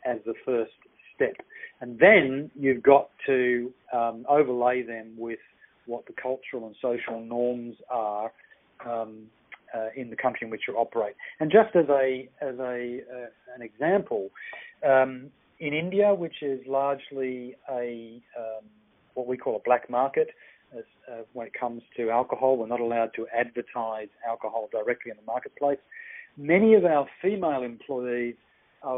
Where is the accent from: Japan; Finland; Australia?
Australia; moved away as an adult; also born or lived in Sydney, Australia / Kenya / United Kingdom / Netherlands; now in Hong Kong; my home country in Australia